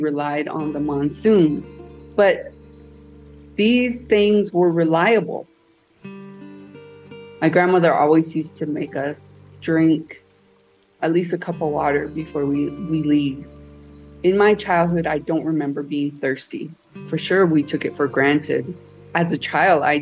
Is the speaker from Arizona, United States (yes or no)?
yes; Black Mesa, Arizona, United States; Growing up on Black Mesa